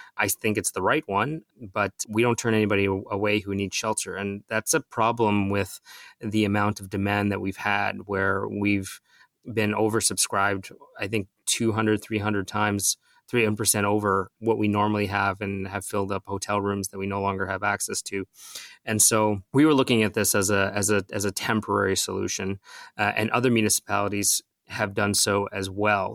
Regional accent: Mississauga, Ontario, Canada; I grew up in Mississauga. My parents still live here

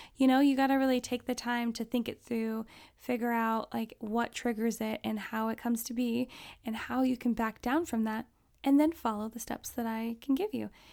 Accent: Alaska, United States; I grew up in Alaska

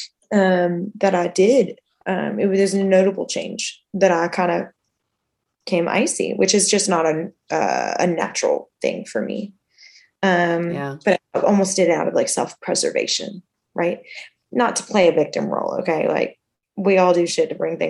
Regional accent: Kentucky, United States; moved away as an adult; also born or lived in Alabama / Florida; now in Austin, United States; I'm from Kentucky. And so before I moved here, I lived in Kentucky till I was 18

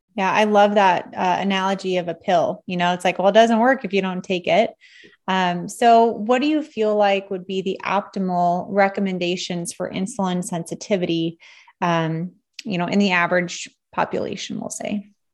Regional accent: Nebraska, United States; I'm pretty much from Nebraska

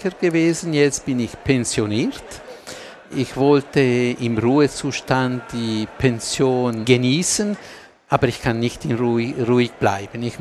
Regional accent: Ticino, Switzerland; German is a second language; noch vielleicht nur kurz noch mich entschuldigen für meine deutsche Sprache, die ist nicht perfekt, aber als Tessiner habe ich versucht.

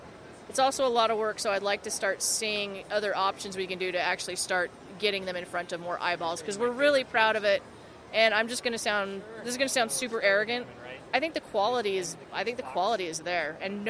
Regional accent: Farmington, Utah, United States; moved away as an adult; now in San Francisco, United States; I grew up in Farmington. I'm currently living in San Francisco

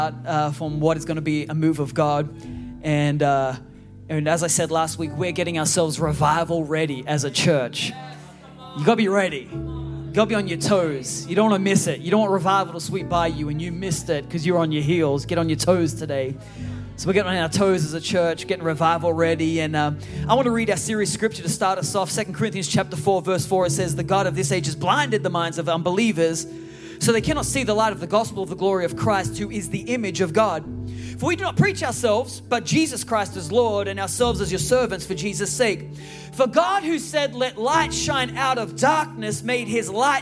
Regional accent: Australia; also born or lived in San Francisco Bay Area, United States; now in United States; I was born in Australia

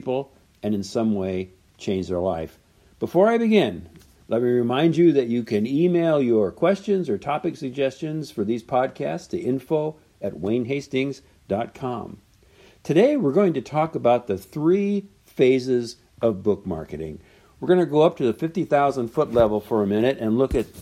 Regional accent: Southern California, United States; I'm from Southern California

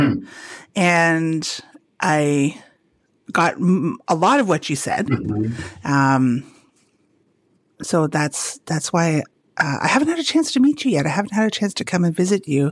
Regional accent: Genaabaajing, Ontario, Canada; north of my hometown, Ganabjing, which is on the lake

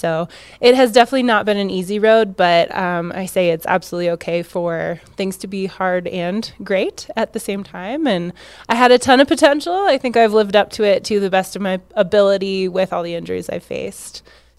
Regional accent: Washington, United States; But it was where I grew up in Washington

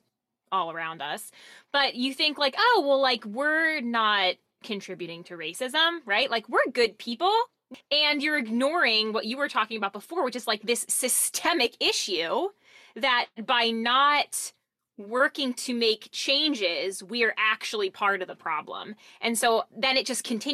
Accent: Lansdale, Pennsylvania, United States; I grew up in Lansdale, so I'm familiar with Norristown

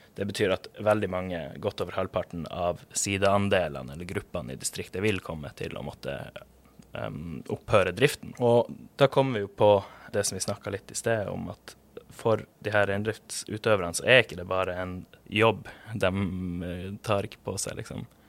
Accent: Pasvik, Troms og Finnmark, Norway; jeg vokste opp i Pasvik utenfor Kirkenes i Øst-Finnmark

